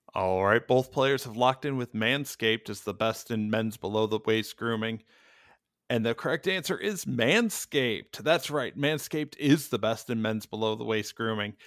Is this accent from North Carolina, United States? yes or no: yes; Fayetteville, North Carolina, United States; I am from Fayetteville, North Carolina